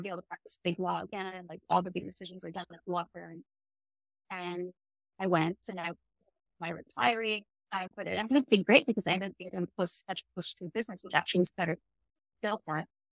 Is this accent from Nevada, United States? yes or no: no; Ohio, United States; moved away as an adult; So my family is from the Philippines and Indonesia. I grew up in Ohio